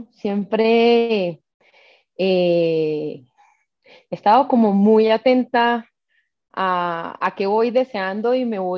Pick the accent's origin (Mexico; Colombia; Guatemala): Colombia; Caribbean coast; Soy costeña, eh, nací en una familia materna, eh, costeña, con unas raíces muy arraigadas y creo que eso me marcó.